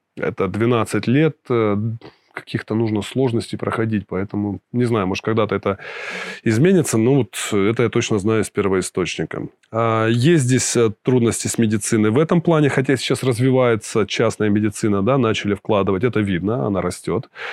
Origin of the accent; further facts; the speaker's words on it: Krasnoyarsk, Krasnoyarsk Krai, Russia; moved away as an adult; now in Montenegro; в Сибири э, прожил большую часть, я вырос в Красноярске